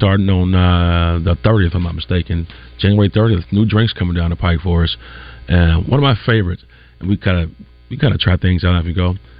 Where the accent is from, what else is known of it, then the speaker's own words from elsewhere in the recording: the South, United States; I grew up in the South, baby.